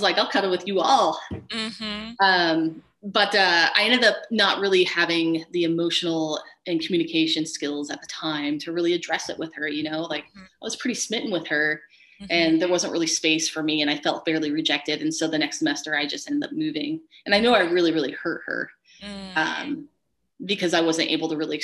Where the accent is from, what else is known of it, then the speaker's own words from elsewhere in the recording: Montana, United States; Growing up in Montana as a Mormon